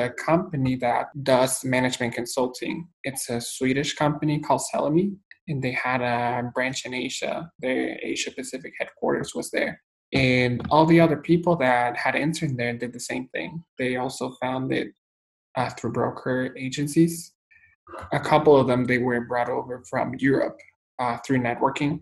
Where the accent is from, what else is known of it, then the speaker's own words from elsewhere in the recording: Guatemala; moved away as an adult; also born or lived in El Salvador / Taipei, Taiwan; now in United States; I'm from Guatemala, Central America, born and raised.